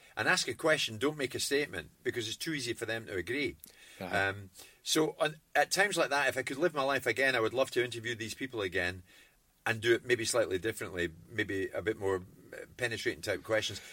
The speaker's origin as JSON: {"language": "English", "town": "Glasgow", "region": "Scotland", "country": "United Kingdom", "tie": "born or raised there", "also_born_or_lived": "Edinburgh", "said": "I grew up in Jordan Hill"}